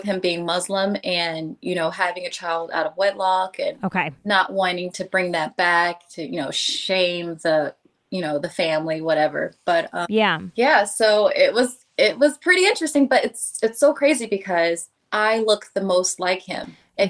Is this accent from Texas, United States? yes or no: yes; Dallas, Texas, United States; also born or lived in Orlando / Atlanta; now in Los Angeles, United States; I grew up in Dallas, and then my family, we just like to move around. So we moved from Dallas to Orlando, Atlanta, and then I came here with my boyfriend at the time.